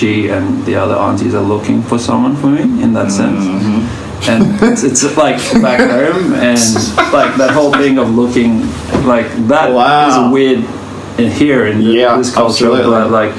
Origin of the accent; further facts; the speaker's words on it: Australia; also born or lived in Vanuatu; I'm from Australia/Vanuatu